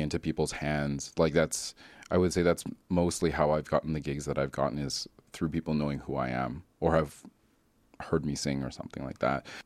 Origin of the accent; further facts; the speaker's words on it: Calgary, Alberta, Canada; I grew up in Calgary